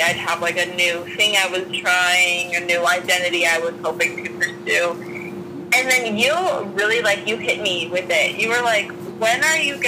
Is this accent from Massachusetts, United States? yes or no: yes; Worcester, Massachusetts, United States; now in California, United States; I'm originally from Worcester, Massachusetts